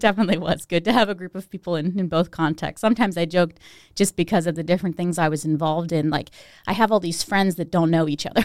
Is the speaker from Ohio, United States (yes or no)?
yes; Steubenville, Ohio, United States; I was born in Steubenville, but I grew up outside of Steubenville